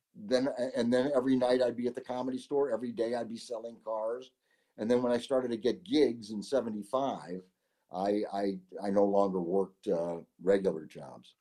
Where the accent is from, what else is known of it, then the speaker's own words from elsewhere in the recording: Syracuse, New York, United States; moved away as an adult; also born or lived in Los Angeles; my hometown of Syracuse, New York.